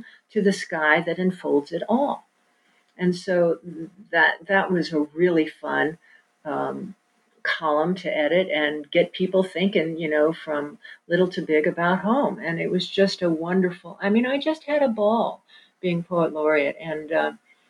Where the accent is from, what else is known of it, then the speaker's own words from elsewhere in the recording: Kansas City, United States; also born or lived in New York; I grew up in Kansas City